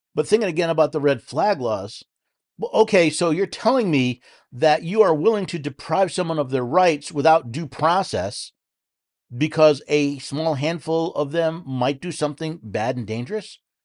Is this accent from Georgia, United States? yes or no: no; New York, United States; moved away; I was born and raised in New York